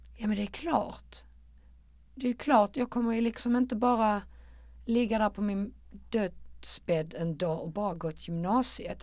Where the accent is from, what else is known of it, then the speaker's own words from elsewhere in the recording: Malmö, Skåne, Sweden; Jag är ett betongbarn från Rosengård